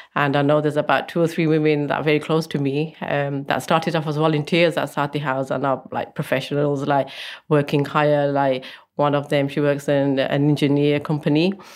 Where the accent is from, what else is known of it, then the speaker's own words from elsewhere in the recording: Coventry, West Midlands, United Kingdom; I'm originally from Coventry